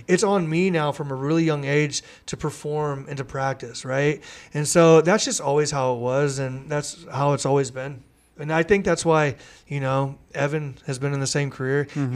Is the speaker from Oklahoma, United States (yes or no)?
yes; Mustang, Oklahoma, United States; we grew up in Mustang, which had a great soccer culture.